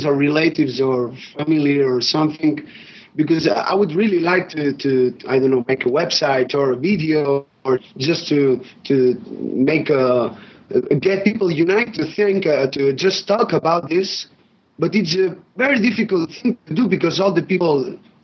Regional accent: Barcelona, Catalonia, Spain; English is a second language; I'm from Barcelona, Spain, and my English is not so good

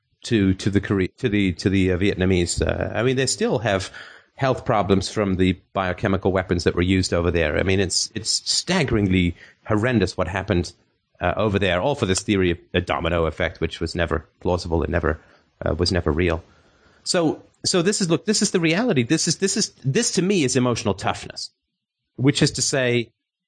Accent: England, United Kingdom; I grew up in England

